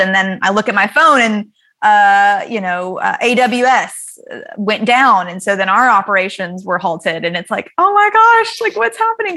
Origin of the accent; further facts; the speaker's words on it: the South, United States; growing up in the South